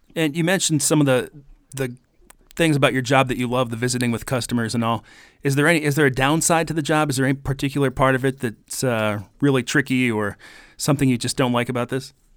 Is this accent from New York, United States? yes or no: no; Carpenter, South Dakota, United States; moved away; my hometown of Carpenter, South Dakota.